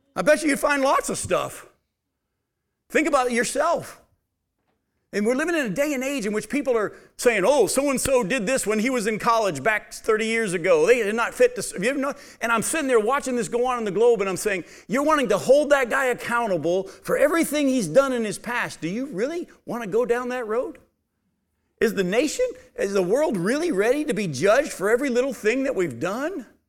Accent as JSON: {"language": "English", "country": "United States", "tie": "born or raised there"}